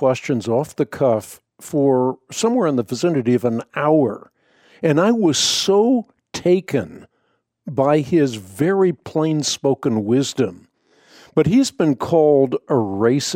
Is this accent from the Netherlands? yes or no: yes; Netherlands; I was born in the Netherlands.